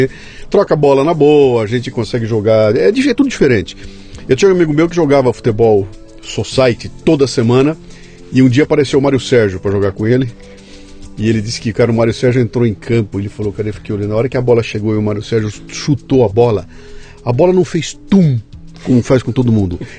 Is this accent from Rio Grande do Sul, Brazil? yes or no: yes; Rio Grande do Sul, Brazil; also born or lived in Rio de Janeiro / Salvador; É, eu bastante. sou gaúcho